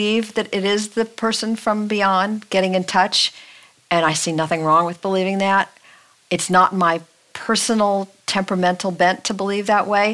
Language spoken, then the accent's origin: English; Los Angeles, California, United States; we're from Los Angeles. That's a car town